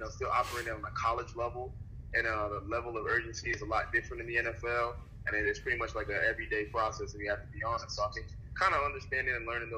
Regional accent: New Jersey, United States; being from New Jersey

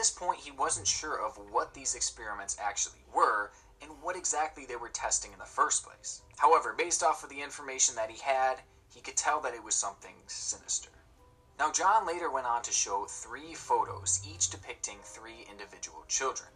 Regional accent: New York, United States; growing up in New York State, I had become quite familiar with the urban legends that are kind of rooted in the area.

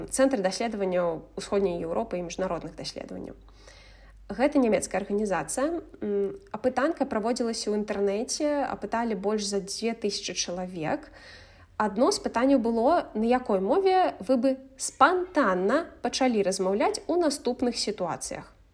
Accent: Belarus; first language Russian; Belarusian is a second language; ў нас дзве нацыянальныя мовы, а не адна толькі беларуская. І таксама чаму я кажу, што мая родная мова расійская

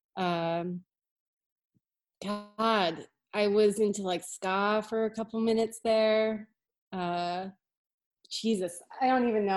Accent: Hartford, Connecticut, United States; moved away as an adult; now in Boston, United States; from near Hartford. I was born in Hartford. Yeah. I grew up around Very that cool. area. Uh, and I moved to Boston in like 2003.

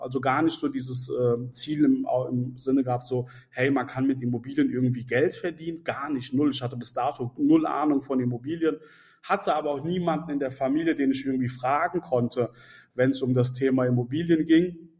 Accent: Mainz, Rhineland-Palatinate, Germany; ich bin in Mainz aufgewachsen, ich bin in Mainz auch geboren

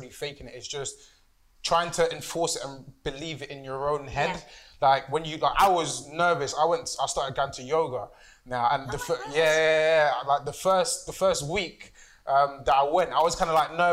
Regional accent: Nigeria; I'm Nigerian

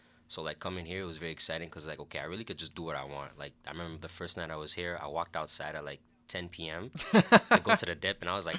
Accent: United States; now in Canada; I'm American, even though I'm living here in Canada. And, you know, as Americans, we like to get that little, like, away-from-home experience in university.

